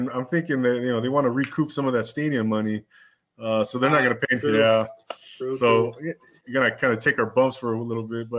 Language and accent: English; Queens, New York, United States; I'm from Queens.